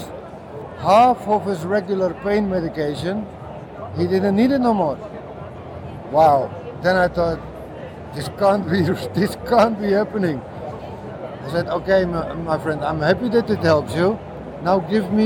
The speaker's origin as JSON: {"language": "English", "town": "Amsterdam", "region": "North Holland", "country": "Netherlands", "tie": "born or raised there", "said": "I loved growing up in Amsterdam"}